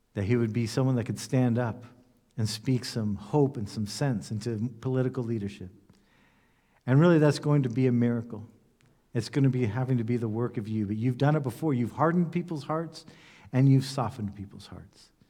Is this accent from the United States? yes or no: yes; United States; moved away as an adult; now in Germany; I'm an American, that having lived in Europe for ten years